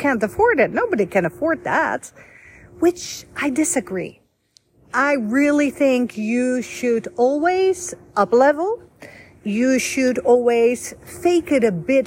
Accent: Voorschoten, South Holland, Netherlands; first language Dutch; English is a second language; also born or lived in Egypt / Rome, Italy / Budapest, Hungary / Canada; now in United States; I was born and raised in Holland

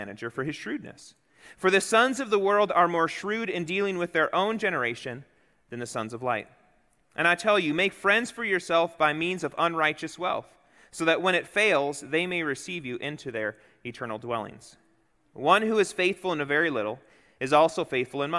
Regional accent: Chicago, Illinois, United States; moved away; also born or lived in the Dakotas; growing up in Chicago and then in the Dakotas

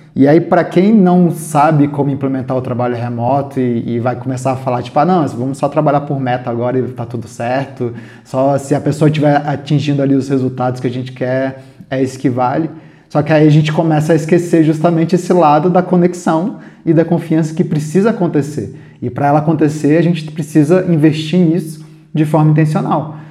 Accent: Brasília, Federal District, Brazil; a gente é de Brasília, eu pelo menos sou de Brasília

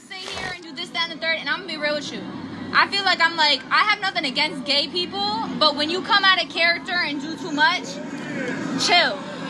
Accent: Flint, Michigan, United States; I'm from Flint, Michigan.

